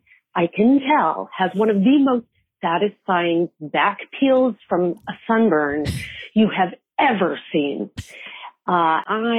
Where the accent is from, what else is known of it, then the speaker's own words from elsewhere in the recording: Denver, Colorado, United States; I grew up in Denver, Colorado.